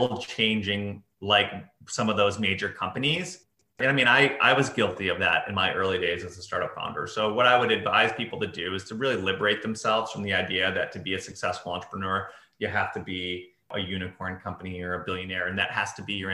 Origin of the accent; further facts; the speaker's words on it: Chicago, Illinois, United States; moved away; when I was growing up, it was like, growing up in Chicago